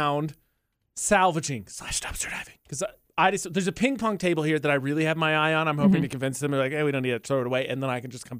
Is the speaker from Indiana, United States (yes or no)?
yes; Indiana, United States; Brazil, Indiana, which is a city in my home state